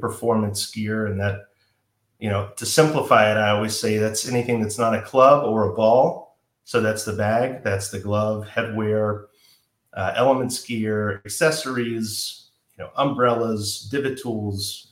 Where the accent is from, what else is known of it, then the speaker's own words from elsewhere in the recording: Georgia, United States; now in San Marcos, United States; I would refer to where I grew up as Georgia, and my hometown now is San Marcos